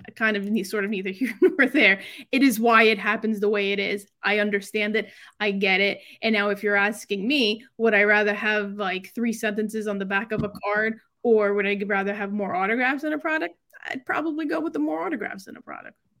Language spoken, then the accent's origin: English; New York, United States; I'm from New York. I lived in New York